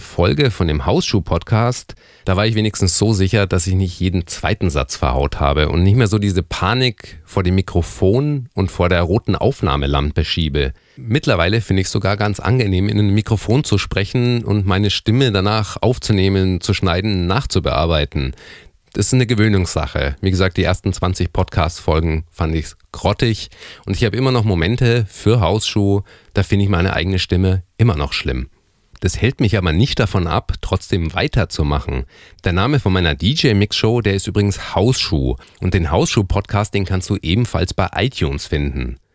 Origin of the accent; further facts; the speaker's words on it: Erlangen, Bavaria, Germany; in meiner Heimatstadt, in Erlangen